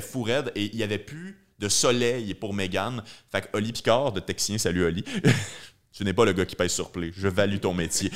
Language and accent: French; Joliette, Quebec, Canada; je viens de Joliette